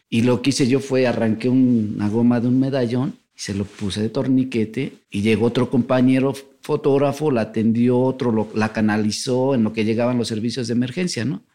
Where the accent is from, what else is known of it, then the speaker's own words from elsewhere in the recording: Mexico City, Mexico; de aquí, de la Ciudad de México.